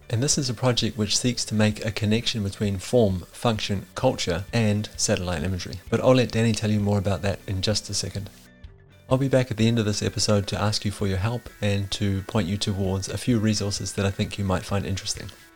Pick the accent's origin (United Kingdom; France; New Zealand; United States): New Zealand; growing up in New Zealand